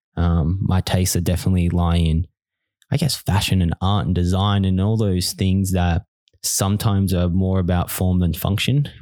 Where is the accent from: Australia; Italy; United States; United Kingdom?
Australia; Bunbury, Western Australia; moved away as an adult; now in Melbourne, Australia; I was born in Bunbury, Western Australia